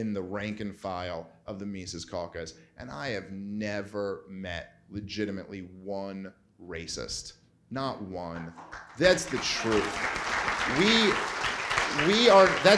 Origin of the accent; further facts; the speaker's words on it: New York City, New York, United States; I am a Jew from Brooklyn, New York. I've grown up around every type of people